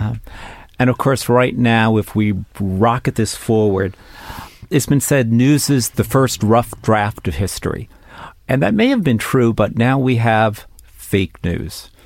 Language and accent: English; New York City, New York, United States; a native New Yorker, someone who was born and raised in New York City